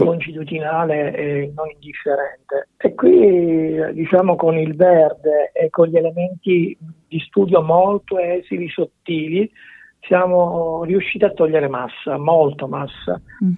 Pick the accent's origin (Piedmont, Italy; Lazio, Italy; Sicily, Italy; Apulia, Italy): Sicily, Italy; siamo nati in Sicilia